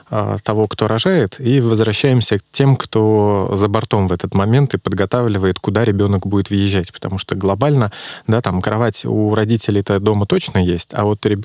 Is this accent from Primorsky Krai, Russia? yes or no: no; Saint Petersburg, Russia; Ну, я из Петербурга